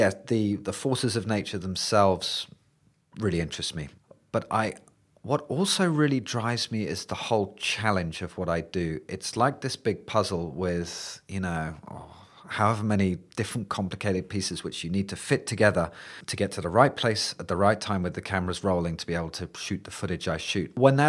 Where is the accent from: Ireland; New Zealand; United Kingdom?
United Kingdom; England; being interested in just thunderstorms in England, which is where I grew up, which are pretty tame, as any British people would know.